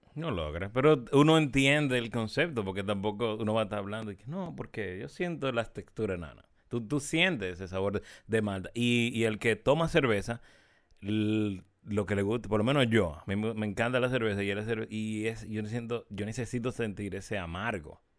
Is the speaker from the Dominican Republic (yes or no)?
yes; Santiago de los Caballeros, Santiago, Dominican Republic; no somos del sur, somos de Santiago